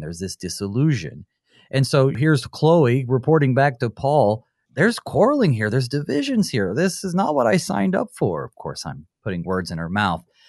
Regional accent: Western North Carolina, United States; I'm from, uh, Western North Carolina

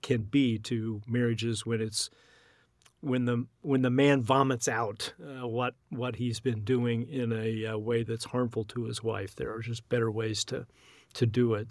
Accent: United States; as American Christians

